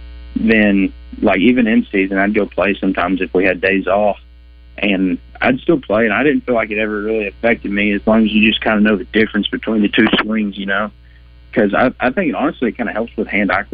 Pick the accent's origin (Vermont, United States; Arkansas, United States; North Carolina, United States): Arkansas, United States; Batesville; growing up in Batesville